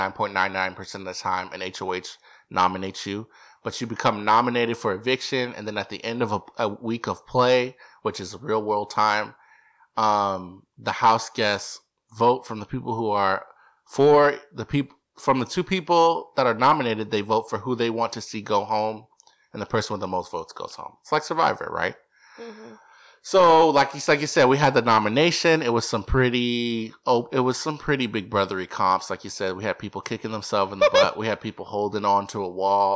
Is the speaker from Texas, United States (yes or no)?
yes; Texas, United States; I'm from Texas